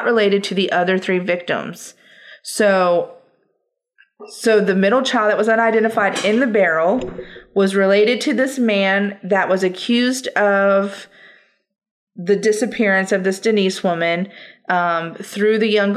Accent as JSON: {"language": "English", "region": "North Carolina", "country": "United States", "said": "I'm from North Carolina"}